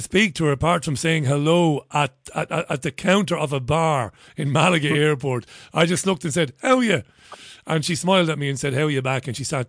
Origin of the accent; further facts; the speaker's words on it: Waterford, Munster, Ireland; I knew some firefighters in my hometown of Waterford